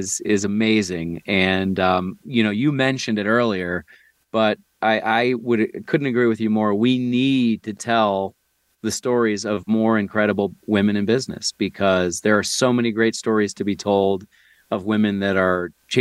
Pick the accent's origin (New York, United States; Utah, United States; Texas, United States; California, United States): New York, United States; near Buffalo; moved away; I grew up near Niagara Falls, just in the U.S., kind of near Buffalo, New York.